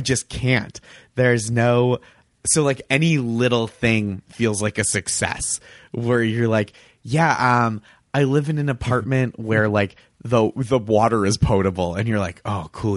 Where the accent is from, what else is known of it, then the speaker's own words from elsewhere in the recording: suburb outside of Boston, Massachusetts, United States; moved away; my hometown It wa, is a suburb outside of Boston